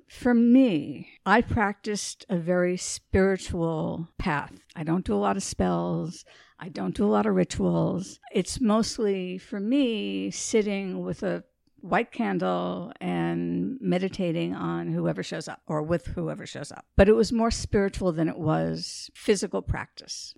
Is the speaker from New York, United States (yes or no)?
yes; New York City, New York, United States; I grew up in New York City